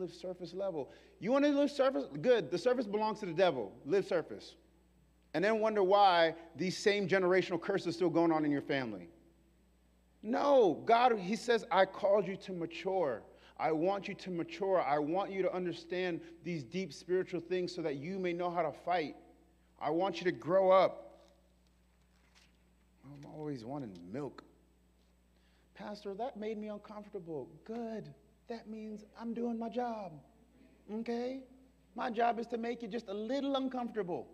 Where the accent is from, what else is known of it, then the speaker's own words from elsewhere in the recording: New York, United States; I'm from New York